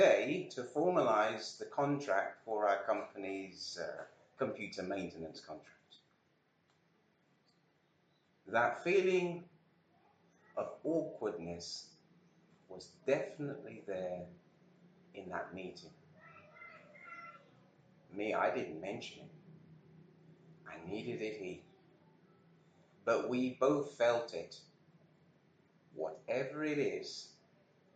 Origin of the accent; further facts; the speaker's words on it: Birmingham, West Midlands, United Kingdom; being a Brummie